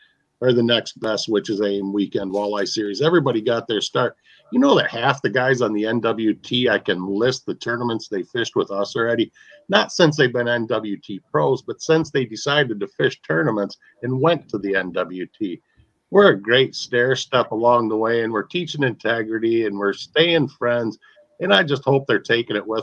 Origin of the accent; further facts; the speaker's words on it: Saginaw, Michigan, United States; moved away as an adult; now in Wisconsin, United States; I grew up in Saginaw, Michigan, so my little toe still bleeds blue